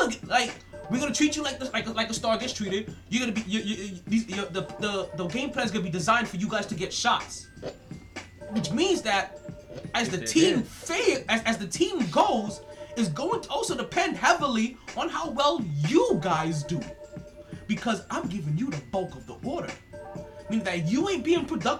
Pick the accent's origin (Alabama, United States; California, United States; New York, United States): New York, United States; New York City; I'm a New Yorker